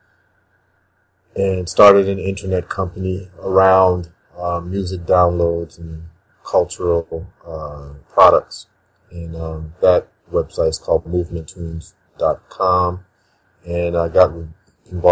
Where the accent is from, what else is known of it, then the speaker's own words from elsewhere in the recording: Chicago, Illinois, United States; moved away as an adult; also born or lived in Ghana; now in St. Thomas, US Virgin Islands; I was born in Ghana, West Africa, and I was raised in Chicago, Illinois